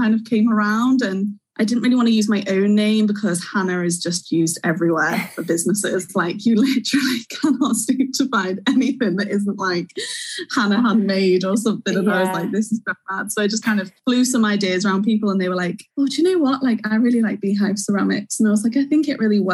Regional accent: Wirral, North West England, United Kingdom; moved away as an adult; now in Bangor; I'm originally from Wirral, which, if you don't know, is like the little peninsula between Liverpool and Chester

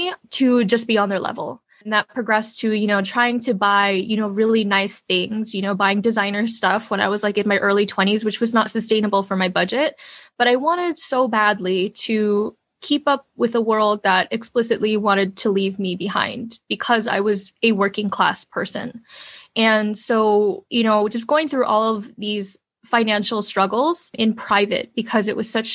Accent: New York, United States; I was born in New York, but my family was already a family of five. They basically came here with basically nothing.

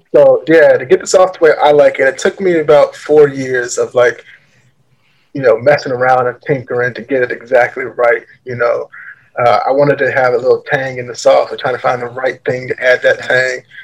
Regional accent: Richmond, Virginia, United States; I grew up in Richmond, Virginia

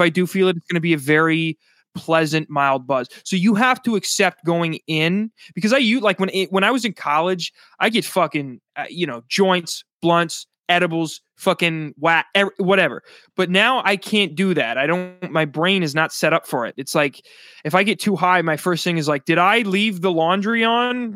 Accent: South Dakota, United States; now in New Jersey, United States; my home state, 'cause I'm not from New Jersey. I live in New Jersey now, but I'm from South Dakota.

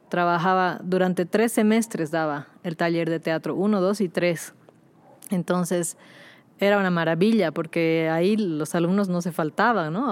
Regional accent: Bolivia; also born or lived in Lille, France; nosotros mismos decimos aquí en Bolivia

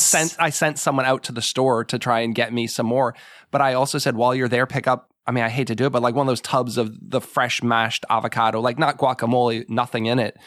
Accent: New England, United States; moved away; I grew up in New England

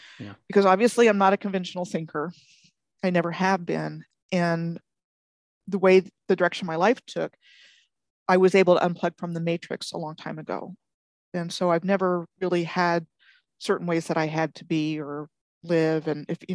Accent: United States; I was born outside of Washington, D.C. in 63

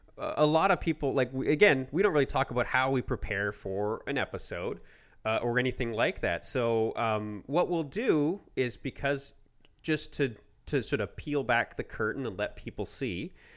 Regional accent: Canada; we are Canadian

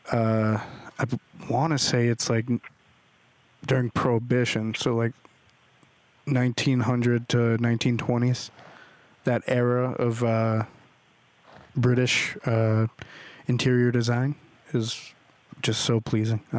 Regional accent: Kansas, United States; now in Los Angeles, United States; I'm from Kansas and I moved out here.

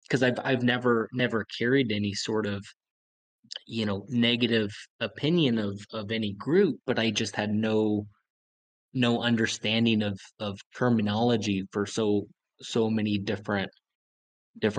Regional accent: Idaho, United States; I grew up in Idaho

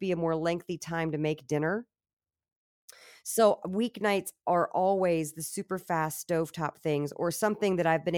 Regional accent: Virginia, United States; I'm from Virginia.

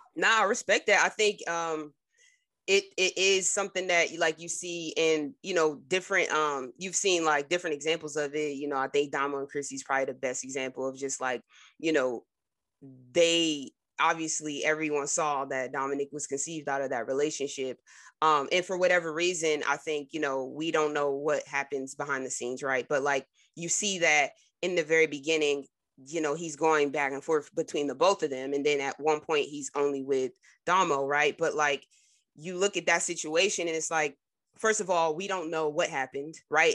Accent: New Jersey, United States; I'm from Jersey

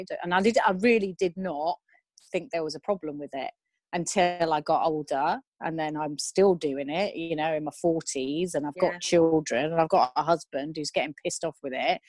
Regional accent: Newquay, South West England, United Kingdom; now in Japan; I grew up in Newquay

